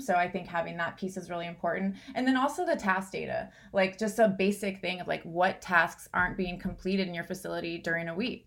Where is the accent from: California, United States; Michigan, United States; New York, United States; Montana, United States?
California, United States; Southern; I grew up in Southern California